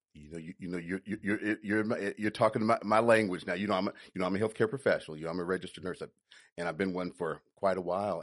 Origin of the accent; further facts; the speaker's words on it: Chattanooga, Tennessee, United States; now in Atlanta, United States; I'm originally from Chattanooga, Tennessee